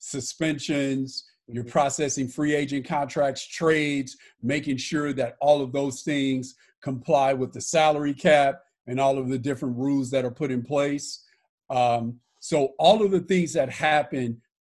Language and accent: English; Los Angeles, California, United States; also born or lived in St. Louis, Missouri; I was born in St. Louis, Missouri, and grew up in Los Angeles, California